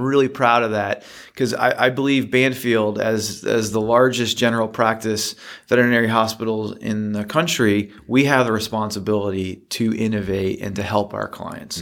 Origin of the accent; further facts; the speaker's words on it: Midwest, United States; moved away; I'm originally from the Midwest.